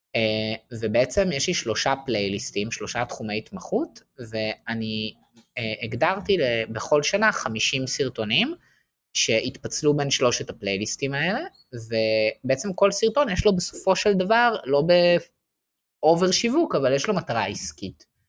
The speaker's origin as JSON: {"language": "Hebrew", "country": "Israel", "also_born_or_lived": "Paris, France", "said": "אנחנו גם בתור ישראלים"}